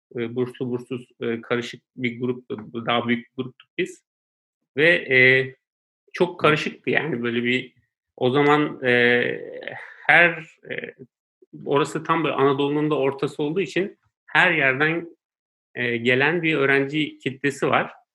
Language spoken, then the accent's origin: Turkish; Istanbul, Turkey; also born or lived in Konya; ben Konya doğumluyum. Ee, ben iki yaşındayken ailem İstanbul'a e, göçüyorlar